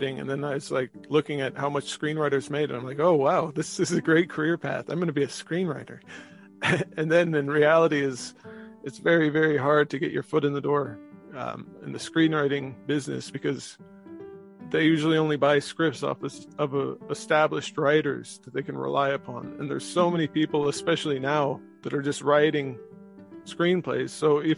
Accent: Marin, outside San Francisco, California, United States; now in Galway, Ireland; I was raised in Marin, outside San Francisco

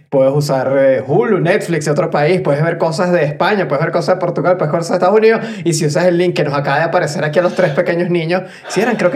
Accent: San Antonio, Venezuela; now in Mexico; yo, vengo de San Antonio. San Antonio es un territorio portugués. O sea, yo estudiaba al lado de la iglesia de San Antonio, del pueblo de San Antonio.

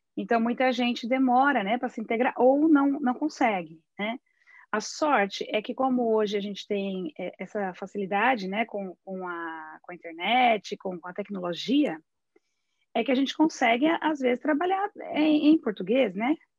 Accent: Brazil; moved away as an adult; now in Netherlands

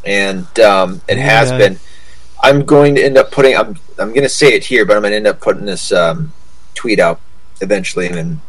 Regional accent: Arkansas, United States; I was born in Arkansas.

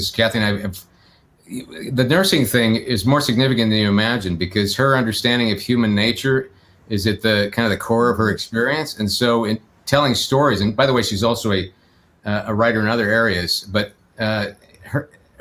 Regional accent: North Texas, United States; moved away as an adult; also born or lived in San Francisco; I was born and raised in Texas, North Texas, and came out to California about when I was about 21

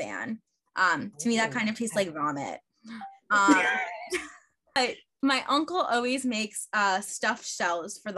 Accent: Plainview, New York, United States; I'm actually from Plainview.

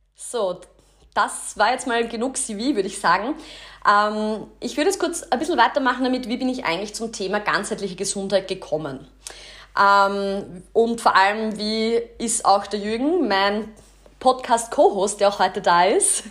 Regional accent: Kapfenberg, Styria, Austria; also born or lived in Graz; ich komme aus Kapfenberg, das ist in der Steiermark, bin dort auch ins Gymnasium gegangen

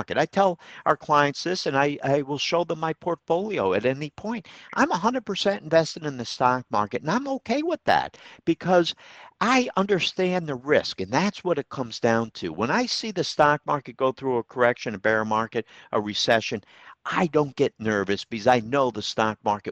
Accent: Troy, United States; Troy, I you know, that's my hometown, near and dear to my heart

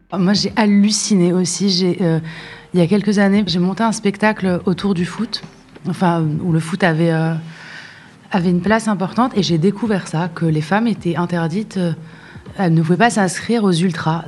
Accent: Casablanca, Casablanca-Settat, Morocco; j'ai grandi à Casa

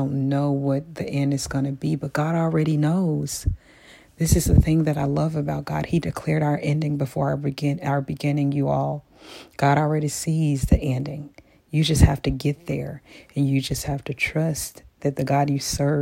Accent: Memphis, Tennessee, United States; I'm from Memphis. You know, sometimes we use a little Ebonics

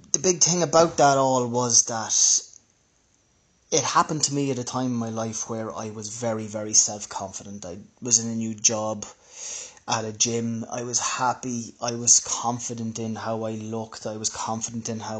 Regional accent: Ireland; I'm from Ireland.

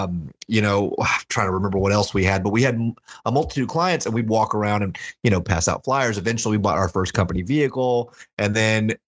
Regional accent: Houston, Texas, United States; I grew up in a real poor community in Houston

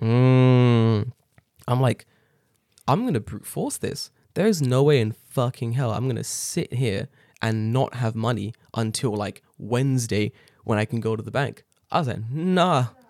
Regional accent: England, United Kingdom; now in Japan; I was born there

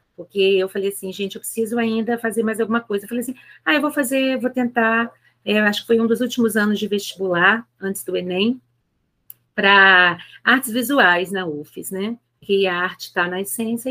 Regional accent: Rio de Janeiro, Brazil; moved away as an adult; now in Aracruz, Brazil; Sou natural do Rio de Janeiro, é, mas já tem 22 anos completa esse ano que eu estou morando em Aracruz, no Espírito Santo

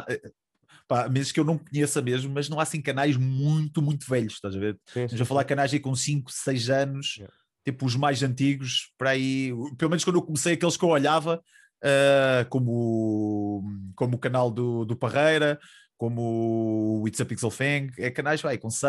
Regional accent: Coimbra, Coimbra District, Portugal; Eu sou de Coimbra, tipo, sou tipo dali do lado.

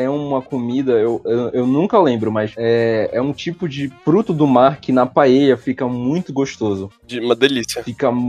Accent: São Paulo, Brazil; now in Belém, Brazil; eu não sou só um paulista, cara. como eu sou um paulistano. Eu nasci na capital.

